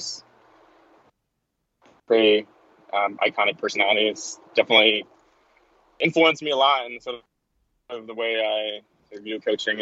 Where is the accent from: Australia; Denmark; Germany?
Denmark; moved away; I'm originally from Denmark, over in Scandinavia.